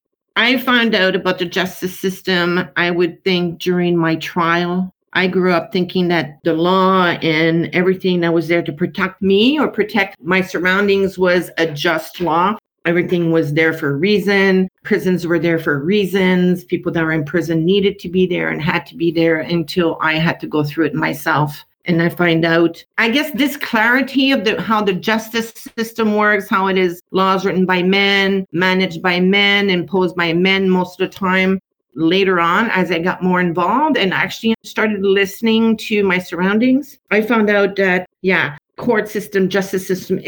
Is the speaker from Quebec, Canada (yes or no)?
yes; South Shore of Montreal, Quebec, Canada; I grew up on the South Shore of Montreal in a middle-class, predominantly white city